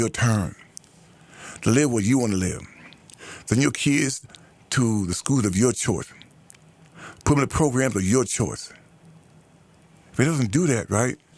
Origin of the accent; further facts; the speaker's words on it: United States; the group that I'm a part of, ADOS, American Born Blacks